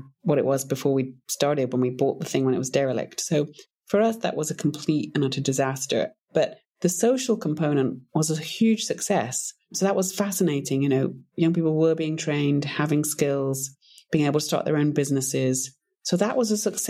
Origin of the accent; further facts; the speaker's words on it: United Kingdom; moved away as an adult; also born or lived in Africa / Montana; I'm originally British